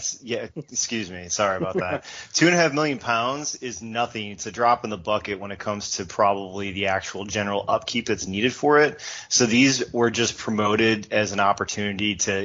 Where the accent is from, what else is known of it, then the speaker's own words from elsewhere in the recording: United States; As an American